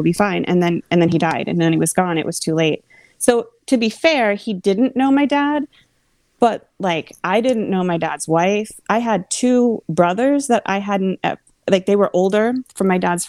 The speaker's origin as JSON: {"language": "English", "region": "Central Pennsylvania", "country": "United States", "tie": "born or raised there", "moved": "as an adult", "lives_now": "Washington, D.C., United States"}